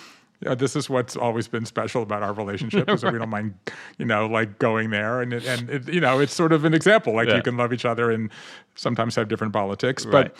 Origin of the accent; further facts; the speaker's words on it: Southern United States, United States; I grew up in the South, and I love the familyness and the storytellingness and the stickiness, but I grew up Jewish in the South